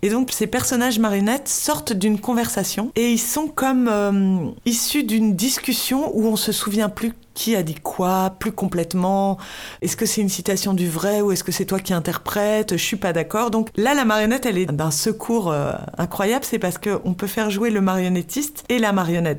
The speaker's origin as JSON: {"language": "French", "country": "France", "said": "nous sommes français"}